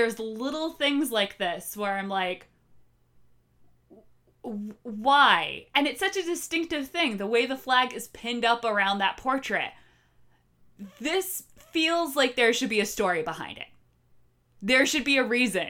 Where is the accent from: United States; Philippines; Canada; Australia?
United States; Norwalk; now in Boston, United States; I loved my hometown, Norwalk